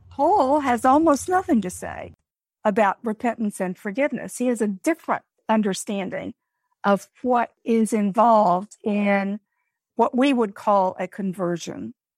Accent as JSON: {"language": "English", "country": "United States", "said": "we as Americans"}